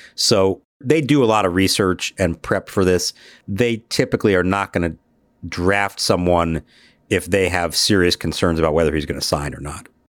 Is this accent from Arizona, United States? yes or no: yes; Phoenix, Arizona, United States; also born or lived in Pittsburgh; I was born in Pittsburgh, uh, and even though I grew up in Phoenix